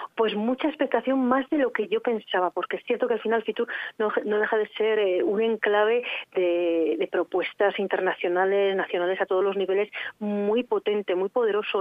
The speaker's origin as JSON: {"language": "Spanish", "area": "Arlanza area, Burgos", "region": "Castile and León", "country": "Spain", "said": "somos de Castilla y León, de la creación de, esta zona de la Arlanza, de esta zona de Burgos"}